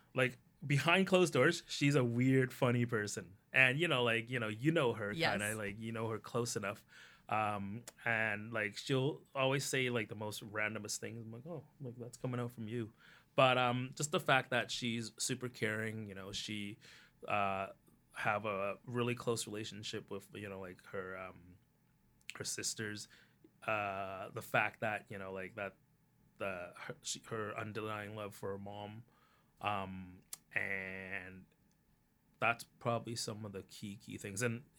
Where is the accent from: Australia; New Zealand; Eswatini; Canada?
Canada; yes, this is part of me, but being Canadian is also the other part. And it can coexist.